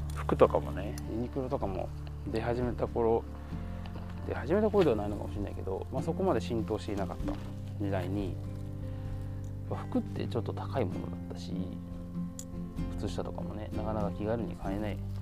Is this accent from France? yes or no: no; Kansai, Japan; 僕とかは結構もともと一応関西人